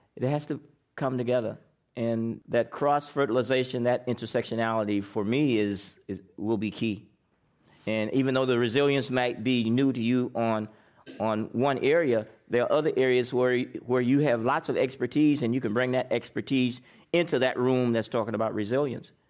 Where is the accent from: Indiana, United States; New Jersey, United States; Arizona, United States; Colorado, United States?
Indiana, United States; now in San Francisco, United States; I'm from Indiana